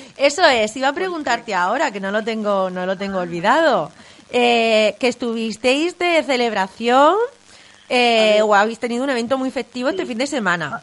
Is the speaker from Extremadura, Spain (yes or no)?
no; Vega Media, Region of Murcia, Spain; yo soy de la Vega Media, de, de la zona de, de, Murcia por Iguela